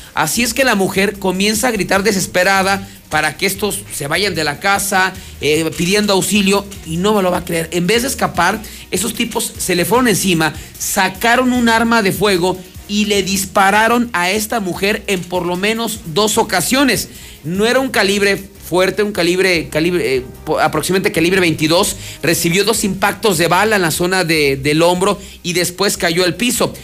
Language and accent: Spanish; Mexico; como buenos mexicanos